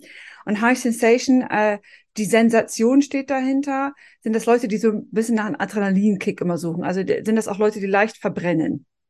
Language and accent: German; Northern Germany, Germany; ich als Norddeutsche